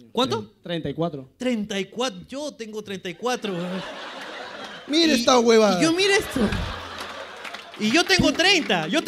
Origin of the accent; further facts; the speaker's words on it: Madrid, Community of Madrid, Spain; De Madrid, Madrid capital.